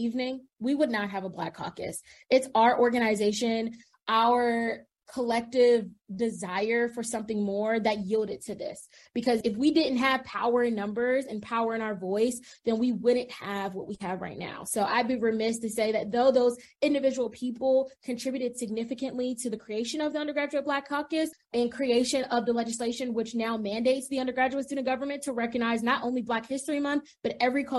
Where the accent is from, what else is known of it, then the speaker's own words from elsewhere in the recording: Prince George's County, Maryland, United States; moved away as an adult; I am originally from Prince George's County, Maryland, and that is a predominantly Black community